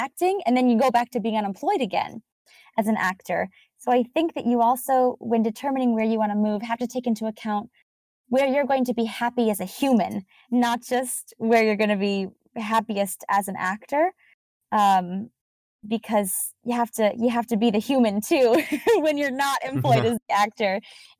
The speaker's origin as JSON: {"language": "English", "region": "East Coast", "country": "United States", "moved": "yes", "said": "I'm from the East Coast"}